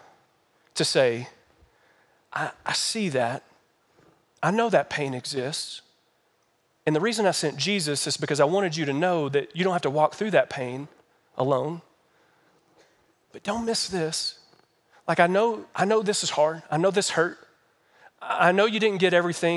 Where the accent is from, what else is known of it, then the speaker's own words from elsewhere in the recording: Kentucky, United States; now in Colorado Springs, United States; I'm from Kentucky.